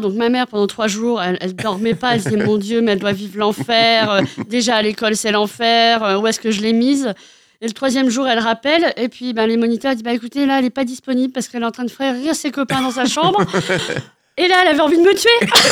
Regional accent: Cherbourg, Normandy, France; je suis née à Cherbourg

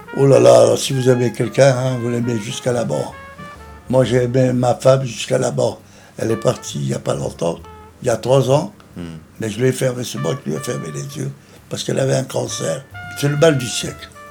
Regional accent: Tunisia; now in France; Je suis né en Tunisie, et c'est là où j'ai commencé à apprendre les trois langues

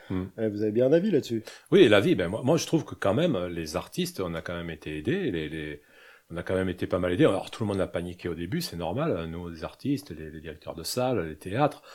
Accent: Corsica, France; je suis corse

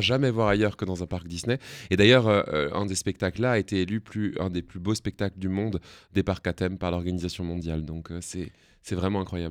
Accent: Alsace, Grand Est, France; je viens d'Alsace

